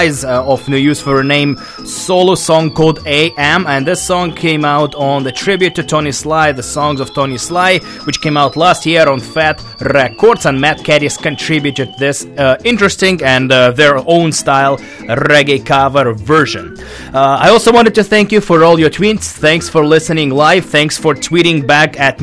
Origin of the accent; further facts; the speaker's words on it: Russia; now in Vancouver, Canada; I'm originally from Russia